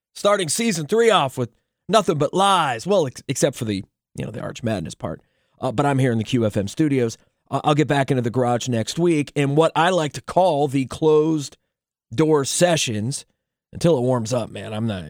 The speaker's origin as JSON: {"language": "English", "region": "southeastern Ohio", "country": "United States", "tie": "born or raised there", "said": "I'm from southeastern Ohio"}